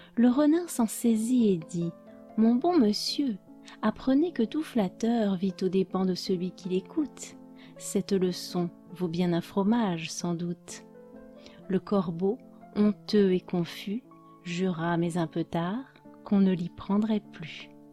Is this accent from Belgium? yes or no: no; France; je suis française